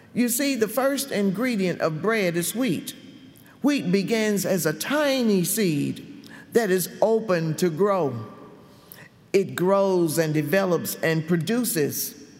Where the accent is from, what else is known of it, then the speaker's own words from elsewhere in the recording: Gastonia, North Carolina, United States; when I was a little girl growing up in Gastonia, North Carolina.